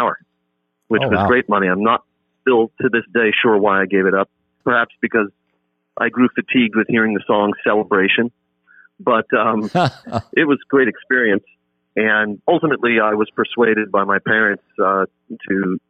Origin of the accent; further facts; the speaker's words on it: New York City, New York, United States; I grew up in New York City in the 1970s